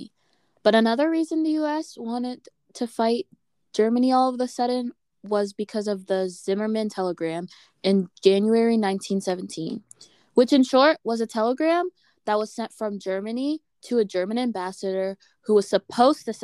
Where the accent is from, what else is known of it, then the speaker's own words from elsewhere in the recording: Canada; we are Canadian